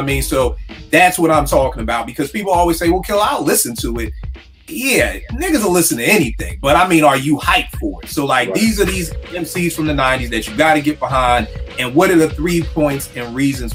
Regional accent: Philadelphia, Pennsylvania, United States; we growing up in Philly

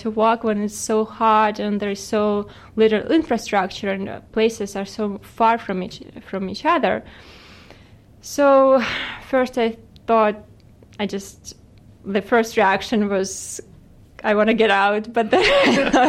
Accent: Ukraine; moved away as an adult; also born or lived in New York; now in Phoenix, United States; I come from Ukraine, from other side of the world

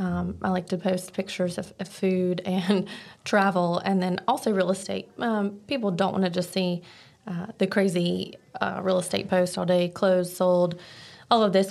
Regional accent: Archdale, North Carolina, United States; I am from Archdale, North Carolina

